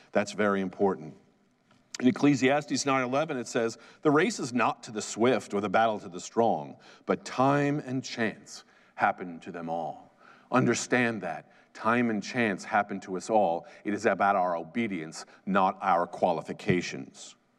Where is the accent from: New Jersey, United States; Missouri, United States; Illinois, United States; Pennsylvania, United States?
New Jersey, United States; I'm from Jersey